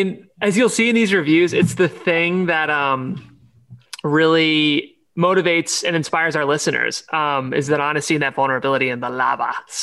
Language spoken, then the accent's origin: English; Ohio, United States; we're both from Ohio.